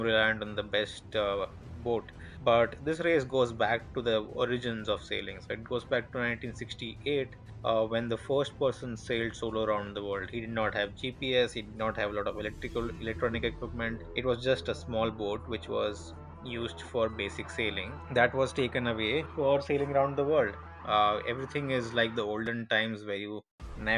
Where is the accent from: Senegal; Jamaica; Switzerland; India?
India; very normal, very Indian, lower middle class upbringing